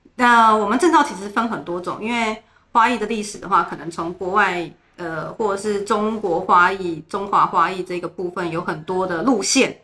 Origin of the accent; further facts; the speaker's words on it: Taipei, Taiwan; moved away as an adult; now in Zhubei, Taiwan; 我们在台北，我从小在台北长大